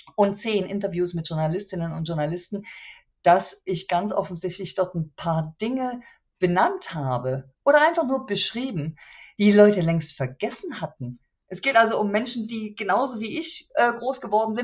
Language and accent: German; Chemnitz, Saxony, Germany; meine Heimatstadt